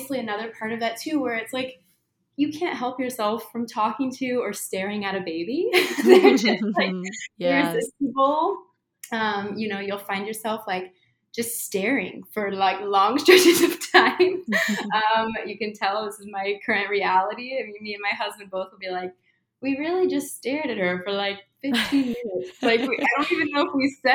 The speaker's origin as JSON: {"language": "English", "region": "Midwest", "country": "United States", "said": "I'm from the Midwest"}